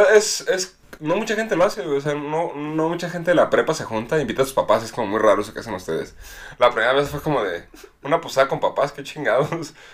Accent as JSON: {"language": "Spanish", "country": "Mexico", "said": "nuestra cultura como mexicanos"}